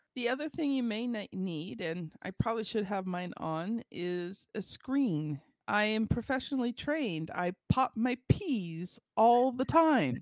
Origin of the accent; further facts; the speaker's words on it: Ontario, Canada; I am from Canada, and I am from Ontario